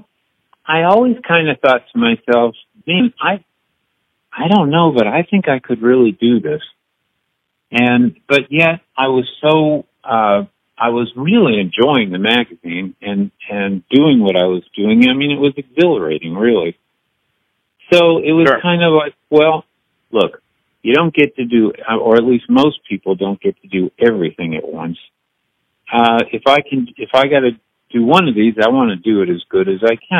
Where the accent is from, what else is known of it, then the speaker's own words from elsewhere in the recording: New England, United States; now in Nashville, United States; I grew up in New England